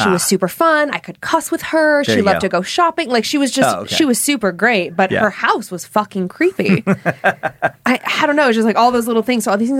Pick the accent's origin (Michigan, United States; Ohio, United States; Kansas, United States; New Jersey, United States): Ohio, United States; Parma Heights; I grew up in Parma Heights.